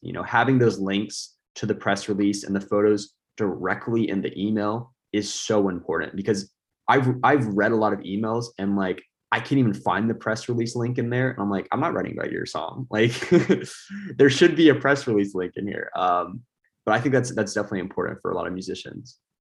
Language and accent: English; United States; I'm an American.